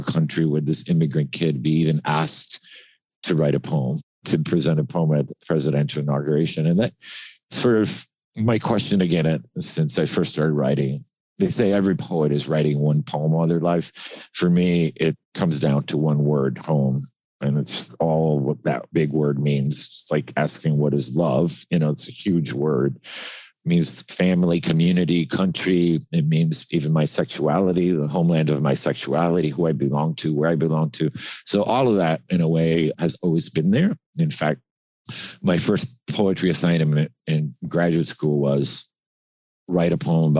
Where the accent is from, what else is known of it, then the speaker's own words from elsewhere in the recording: Miami, Florida, United States; also born or lived in Cuba; growing up in Miami, which is like another country